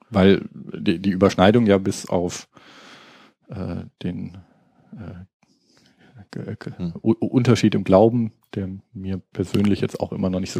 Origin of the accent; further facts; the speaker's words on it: Baden-Württemberg, Germany; Also ähm, ich komme jetzt aus Baden-Württemberg, wo es diese Trennung sozusagen vom Baden, was äh, überwiegend katholisch ist und Württemberg, was überwiegend dann so die klassischen kalvinistischen äh, Protestanten sind